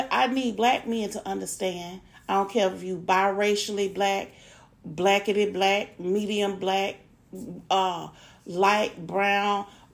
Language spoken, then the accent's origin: English; Atlanta, Georgia, United States; I'm from Atlanta.